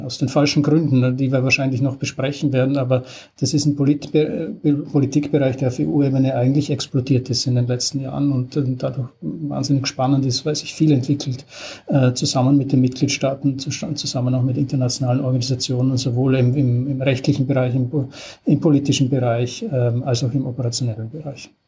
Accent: Styria, Austria; moved away; als gelernter Österreicher äh, war über die Freiwillige Feuerwehr in meinem Heimatdorf in der Steiermark

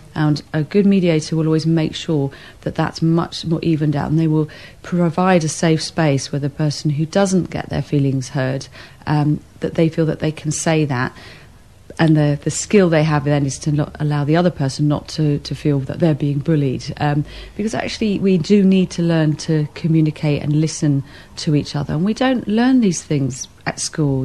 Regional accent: England, United Kingdom; we're English

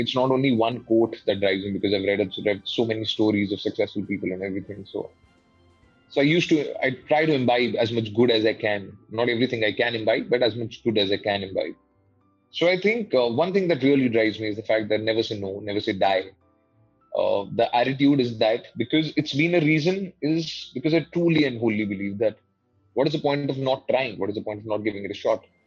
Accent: Delhi, India; I was born and brought up in Delhi. I was raised in Delhi.

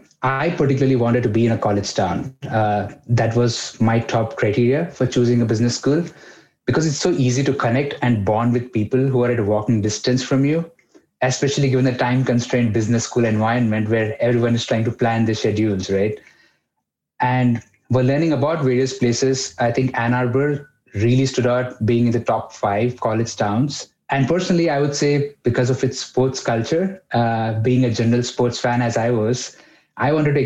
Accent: Mumbai, Maharashtra, India; English is a second language; I'm coming from Mumbai, a big town, lots of people.

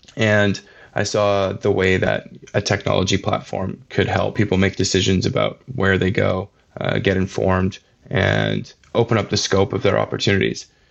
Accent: Vancouver Island, British Columbia, Canada; I grew up on Vancouver Island.

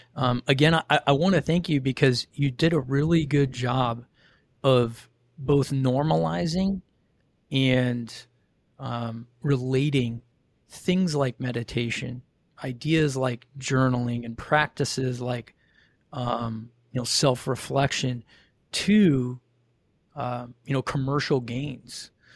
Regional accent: Ohio, United States; grew up in Ohio

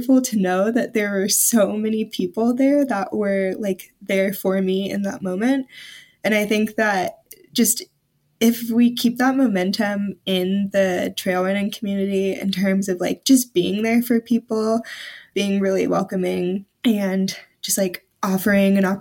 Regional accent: the South, United States; I'm from the South, so I'm not used to extremely cold weather or anything

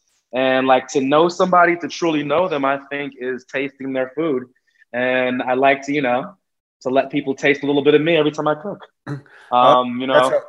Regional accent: United States; born there; My family, I am one of eight kids, and everybody except me was born in Jamaica. So I'm the American-born one, but my family is Jamaican.

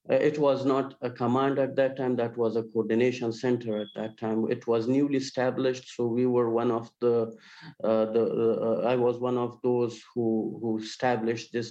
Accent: Kabul, Afghanistan; also born or lived in Helmand, Afghanistan; So I I was uh, born in uh, uh Helmand, uh, mm-hmm. south of Afghanistan, um, and then I was raised in Kabul. I did my school and studies mostly in Kabul

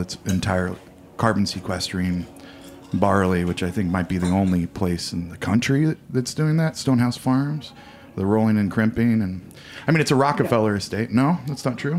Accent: Indiana, United States; now in Hudson Valley, United States; I grew up in Indiana. I grew up with farming, millions of acres of, of corn and soybeans

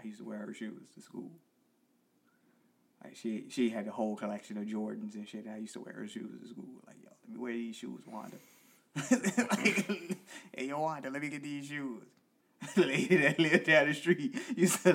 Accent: Virginia, United States; I'm from Virginia

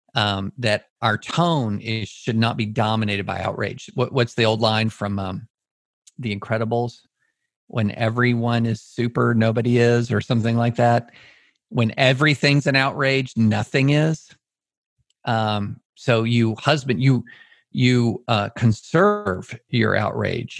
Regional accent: Auburn, Alabama, United States; also born or lived in Greater Nashville; now in Nashville, United States; I was born in Auburn

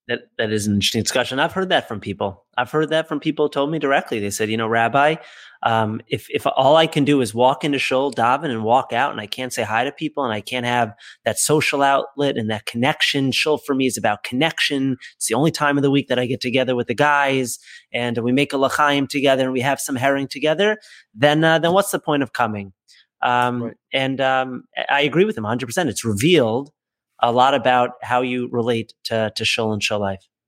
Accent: Boston, Massachusetts, United States; moved away; also born or lived in Hollywood, New York; I grew up in Boston where it was one shul predominantly

